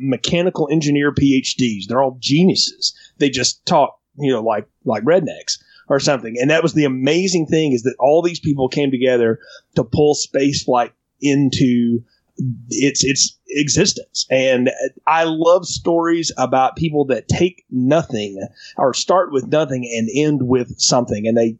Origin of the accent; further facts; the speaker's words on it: North Alabama, United States; My brother and I grew up in North Alabama, about 75 miles west of Huntsville